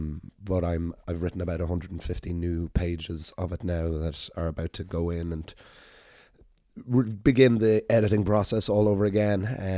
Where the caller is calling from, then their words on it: Dublin, Leinster, Ireland; yes, I'm recording still from Dublin